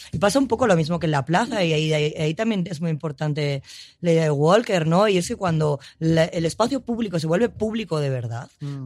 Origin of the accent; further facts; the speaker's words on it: Madrid, Community of Madrid, Spain; yo como madrileña, ¿vale? Y como madrileña que no tiene pueblo, ¿no? De familia de Madrid, sí